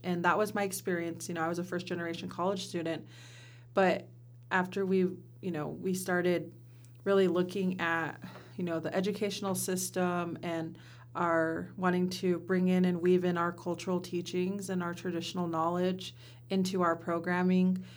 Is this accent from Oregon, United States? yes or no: yes; Simnasho district, Warm Springs Reservation, Oregon, United States; I come from the Simnasho district